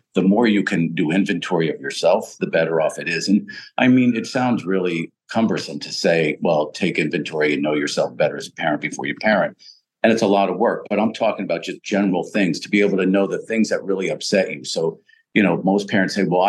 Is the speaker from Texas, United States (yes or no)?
no; Pennsylvania, United States; I grew up in Pennsylvania, my dad was a coal miner